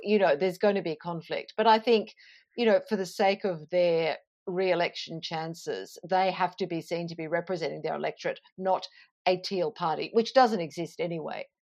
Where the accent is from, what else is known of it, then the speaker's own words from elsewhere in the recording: Toowoomba, Queensland, Australia; moved away; I grew up in Toowoomba